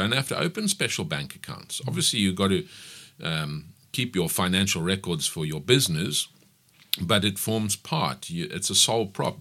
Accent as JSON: {"language": "English", "town": "Pietermaritzburg", "region": "KwaZulu-Natal", "country": "South Africa", "tie": "born or raised there", "said": "I grew up in Maritzburg. I attended school, varsity. I did everything in Maritzburg"}